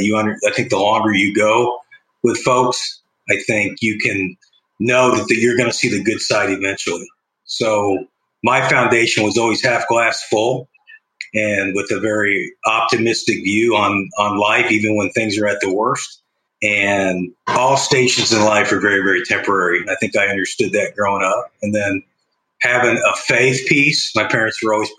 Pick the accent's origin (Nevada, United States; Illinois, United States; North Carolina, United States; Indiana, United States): Indiana, United States; Bloomington; growing up in Bloomington